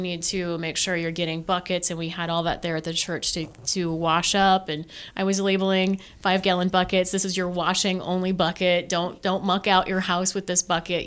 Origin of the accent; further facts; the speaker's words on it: McCook, Nebraska, United States; now in Omaha, United States; I'm from Western Nebraska originally